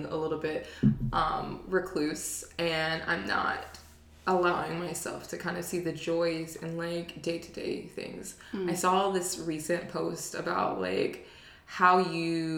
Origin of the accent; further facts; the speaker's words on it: Baltimore, Maryland, United States; now in Charlotte, United States; I'm from Baltimore